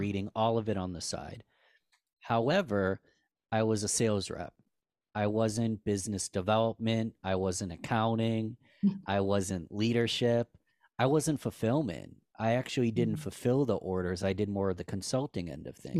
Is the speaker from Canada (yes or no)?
no; Rochester, New York, United States; I'm born and raised in Rochester, New York.